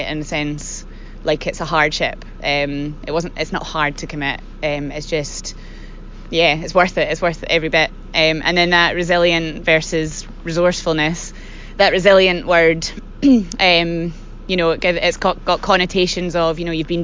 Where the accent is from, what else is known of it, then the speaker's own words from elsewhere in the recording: Jura, Scotland, United Kingdom; I'm from Jura originally, and I moved back there after studying art school, and it's home